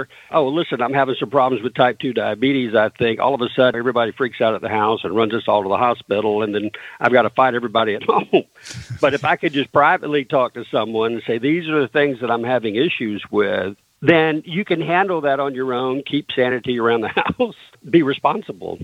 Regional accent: the South, United States; I grew up in the South

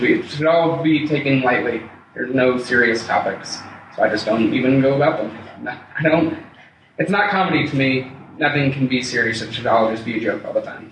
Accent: Broomfield, Colorado, United States; I was born here and uh, raised here. I lived in Broomfield. Like, I grew up in Broomfield, went to high school there and such.

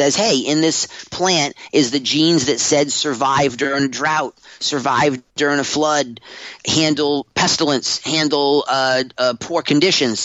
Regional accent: Humboldt County, California, United States; I'm from Humboldt County

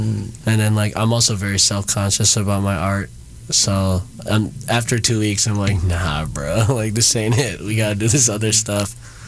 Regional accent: Midwest, United States; I'm from the Midwest too, you know, so I literally felt like I was home for a little bit.

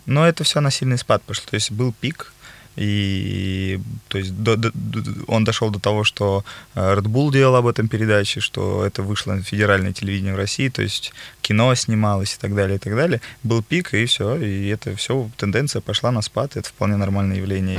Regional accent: Ukraine; now in Moscow, Russia; я из Украины, но угу. живу долгое время в Москве

